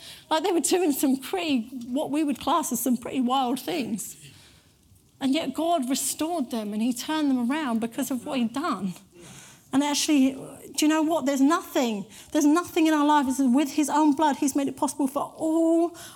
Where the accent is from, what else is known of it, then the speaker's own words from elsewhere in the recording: United Kingdom; we're very British